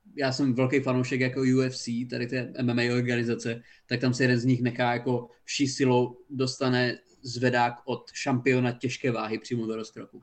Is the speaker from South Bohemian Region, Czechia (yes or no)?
no; Haná, Olomouc Region, Czechia; now in Brno, Czechia; jsem z Hane a bydlím v Brně